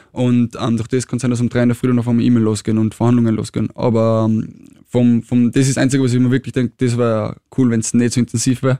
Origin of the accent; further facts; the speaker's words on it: Tyrol, Austria; now in Vienna, Austria; ich komme aus Tirol